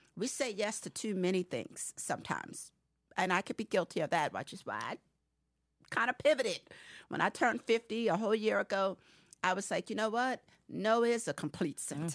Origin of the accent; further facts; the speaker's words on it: Harrisburg, Pennsylvania, United States; moved away as an adult; I hail from Harrisburg, Pennsylvania. I am a transplant. I have been here since I was eighteen.